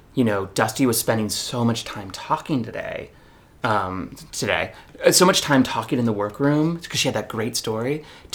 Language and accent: English; California, United States; I'm from California.